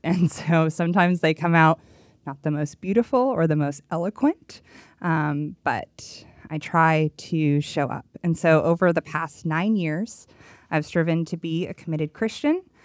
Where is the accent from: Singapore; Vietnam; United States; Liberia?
United States; Los Angeles, California; accent: Valley Girl; moved away; born and raised in Los Angeles, and I spent twenty-seven years, so I have a legit Valley Girl accent